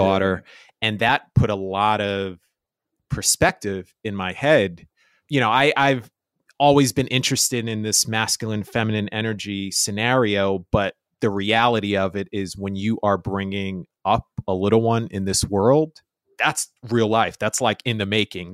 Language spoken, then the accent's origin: English; New York City, New York, United States; I was Spanish Harlem